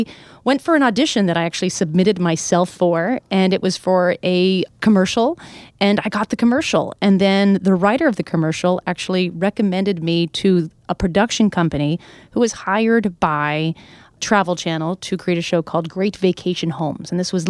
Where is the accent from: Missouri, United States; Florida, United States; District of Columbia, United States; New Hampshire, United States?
New Hampshire, United States; now in New York City, United States; I grew up in New Hampshire. We went to Pennsylvania and maybe Canada.